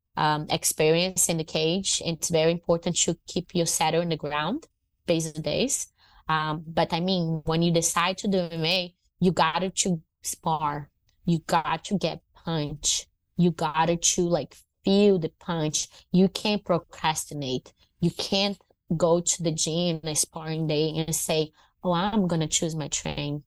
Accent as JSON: {"language": "English", "town": "Fortaleza", "region": "Ceará", "country": "Brazil", "tie": "born or raised there", "also_born_or_lived": "Maranhão, Brazil / Rio de Janeiro, Brazil", "second_language": "English", "moved": "as an adult", "lives_now": "United States", "said": "I uh, was born in Maranhão. I was raised in Fortaleza, that's north north of Brazil"}